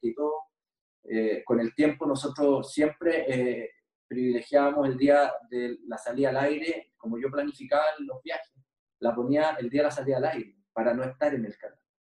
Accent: Chile

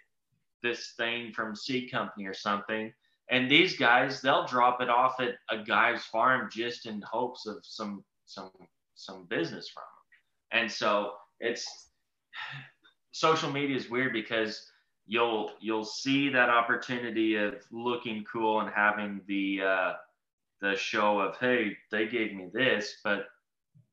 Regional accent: Texas, United States; I'm from Texas

